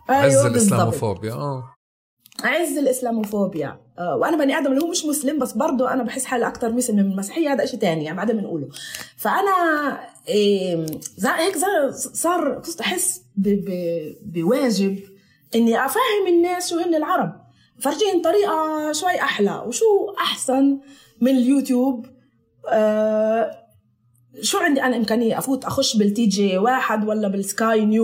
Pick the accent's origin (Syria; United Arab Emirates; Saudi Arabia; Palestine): Palestine; accent: Palestinian; now in Italy; هاي الكلمات هيك اللي ما بنلاقيهاش مرات في لهجتنا احطها كايطالي هذا منيح انا بحب انه الواحد يتمسك وتمسكت في لغتي اكثر طبعا مع اني بحكيهاش هون